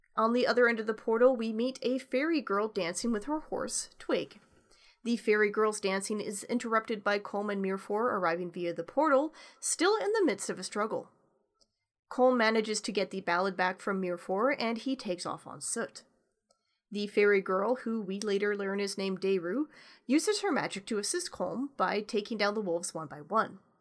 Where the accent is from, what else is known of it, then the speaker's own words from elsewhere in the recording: Canada; accent: backwater Canadian; first language English; me and my backwater Canadian accent